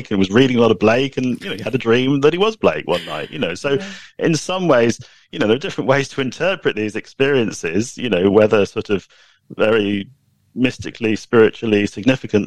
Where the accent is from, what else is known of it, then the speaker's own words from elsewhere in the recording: United Kingdom; I'm British